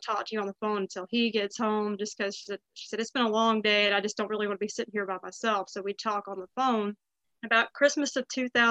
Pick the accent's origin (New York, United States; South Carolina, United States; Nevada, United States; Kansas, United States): South Carolina, United States; Woodruff; also born or lived in Greenville, South Carolina; I grew up in Woodruff.